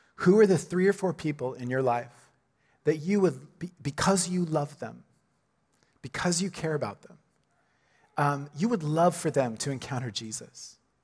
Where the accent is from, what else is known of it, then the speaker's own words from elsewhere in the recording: Oklahoma, United States; moved away; my own hometown, right? I'm from Oklahoma